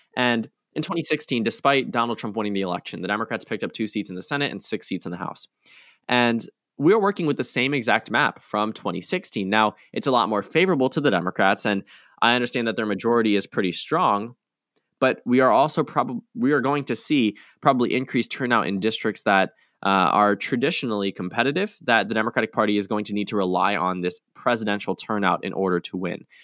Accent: United States; as an American

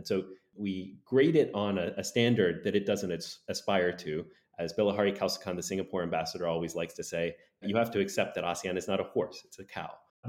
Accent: United States; accent: American; but I am American, if you can't tell by my accent.

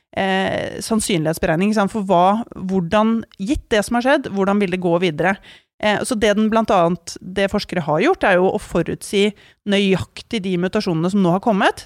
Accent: Norway; tilværelsen her hjemme i Norge

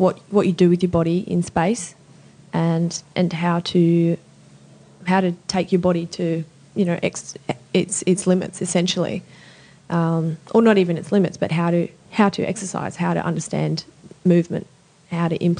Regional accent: Sydney, New South Wales, Australia; also born or lived in Southern Highlands / Europe / Adelaide; I grew up in Eastwood, which is in the middle of Sydney

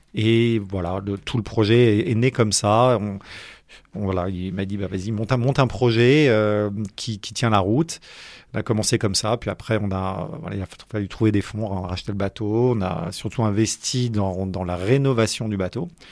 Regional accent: Paris, Île-de-France, France; suis pas né dans le granit breton j'ai grandi j'ai grandi à Paris

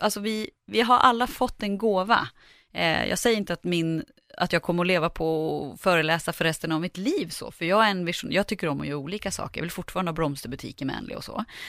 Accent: Sveg, Jämtland, Sweden; moved away; jag kommer från Sveg i Härjedalen och åkte hem över jul

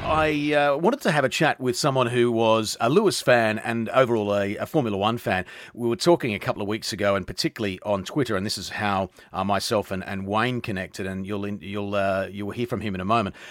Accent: Australia; I'm Australian

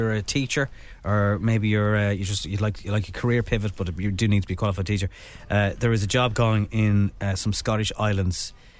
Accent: Ireland; And I'm Irish.

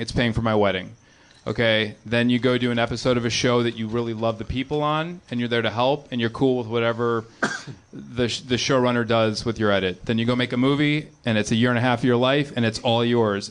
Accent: Chicago, Illinois, United States; I grew up in the suburbs of Chicago. I grew up in John Hughes country

